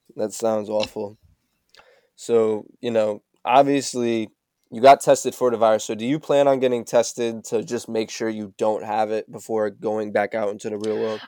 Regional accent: West Haven, Connecticut, United States; we're both from West Haven

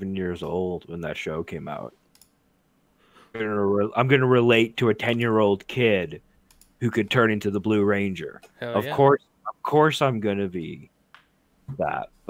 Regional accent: Alberta, Canada; I've never left Alberta

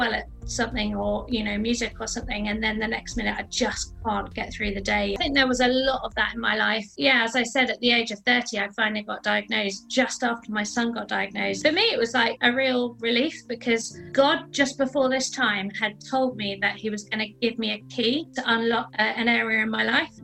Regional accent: London, United Kingdom; I grew up in South London with my family

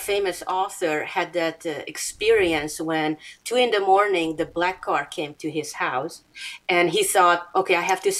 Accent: Hungary; born or raised there; English is a second language; moved away

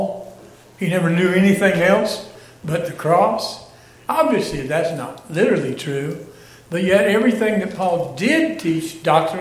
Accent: United States; I'm from Wayne County, and we'd say scattered abroad because we never heard of dispersion before.

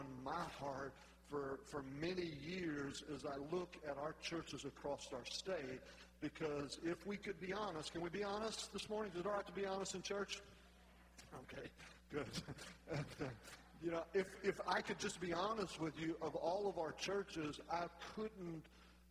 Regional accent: North Louisiana, United States; I'm from North Louisiana

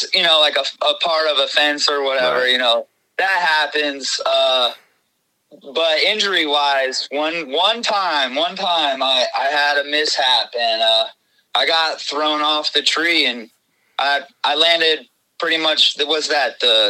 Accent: Clearwater, Florida, United States; also born or lived in Buffalo, New York; I'm 37. I was born in Buffalo, New York, but I pretty much grew up in Clearwater, Florida, right, my whole life. So I'm pretty much a Florida cracker, I guess you could call me.

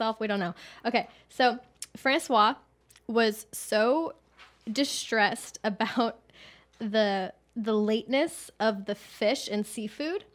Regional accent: Texas, United States; moved away as an adult; also born or lived in Los Angeles, United States; I'm from Texas, so I'm not fleeing Los Angeles to come here. I'm coming back

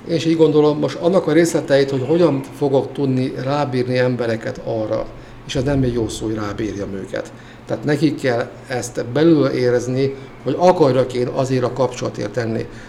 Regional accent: Hungary; moved away as an adult; also born or lived in Veszprém; én vidéken nőttem fel

